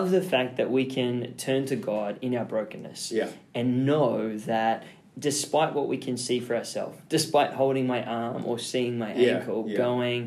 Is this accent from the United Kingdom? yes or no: no; Australia; I grew up in Oz where it was basically like go free, run wild, climb whatever you want.